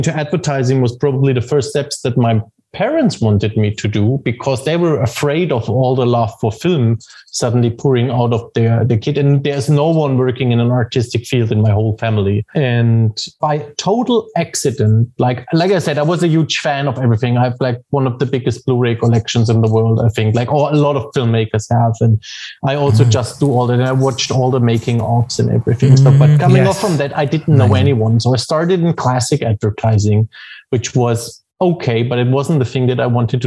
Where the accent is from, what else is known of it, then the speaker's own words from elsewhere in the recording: Germany; studying at Film Academy, which is probably the best film school in Germany